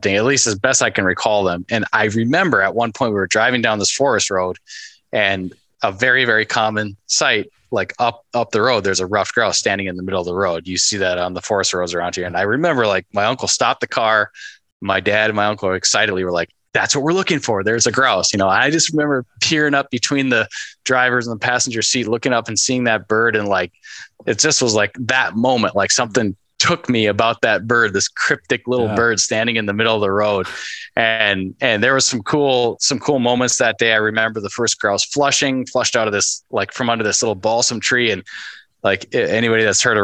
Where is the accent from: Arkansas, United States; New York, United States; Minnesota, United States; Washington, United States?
Minnesota, United States; Northern; growing up in Northern Minnesota